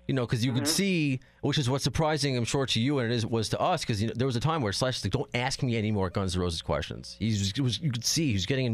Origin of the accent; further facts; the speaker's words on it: Long Island, New York, United States; we're all Long Island here.